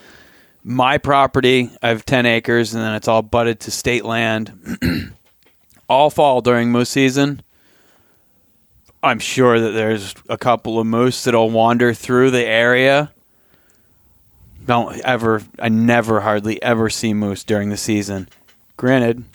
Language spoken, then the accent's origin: English; New England, United States; now in Alaska, United States; growing up in New England